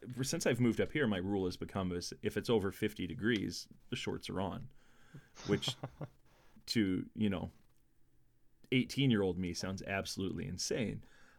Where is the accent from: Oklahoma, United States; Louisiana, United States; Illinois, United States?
Illinois, United States; as I'm sure as most people know, I grew up in Southern Illinois, 6 hours south of where I live now.